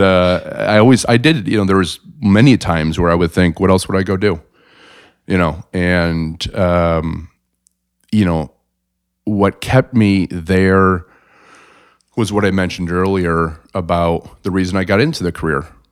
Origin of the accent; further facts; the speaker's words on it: South Bend, Indiana, United States; moved away as an adult; also born or lived in Chicago; born and raised in South Bend